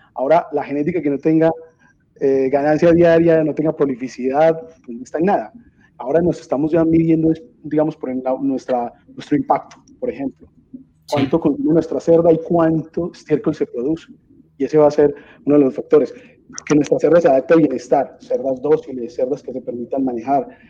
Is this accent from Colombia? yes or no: yes; Medellín, Antioquia, Colombia; yo nací en Medellín, Colombia